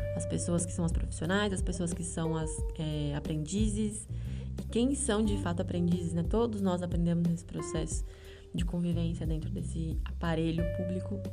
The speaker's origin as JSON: {"language": "Portuguese", "country": "Brazil", "first_language": "Portuguese"}